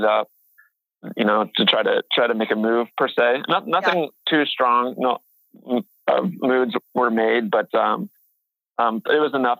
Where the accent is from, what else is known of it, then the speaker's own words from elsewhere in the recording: Boone, Iowa, United States; also born or lived in Seward, Nebraska / West Des Moines, Iowa; So I'm currently 27 years old. I was born in Seward, Nebraska, but I grew up in Boone, Iowa. I'm currently living in West Des Moines, Iowa.